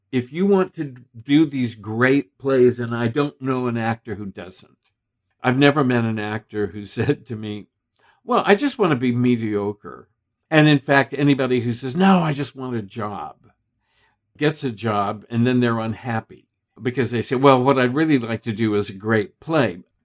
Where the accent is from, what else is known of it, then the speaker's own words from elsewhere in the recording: Texas, United States; I grew up in Texas